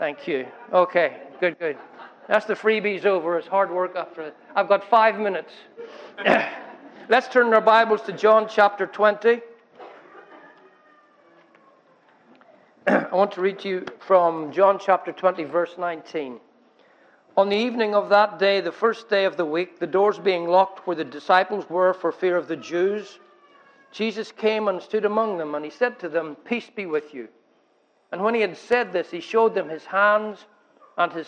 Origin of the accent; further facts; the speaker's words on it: Northern Ireland, United Kingdom; also born or lived in Scotland; I grew up in Northern Ireland